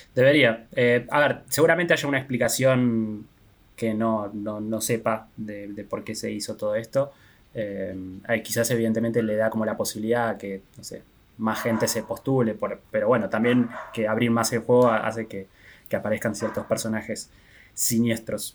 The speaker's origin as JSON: {"language": "Spanish", "country": "Argentina", "said": "nosotros todos somos argentinos"}